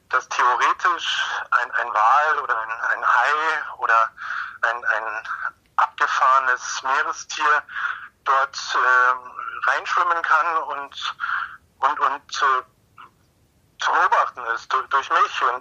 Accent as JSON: {"language": "German", "town": "Munich", "region": "Bavaria", "country": "Germany", "said": "Ich komme aus München, ist also nicht, nicht allzu weit bis zur Adria oder zum Tyrrhenischen Meer"}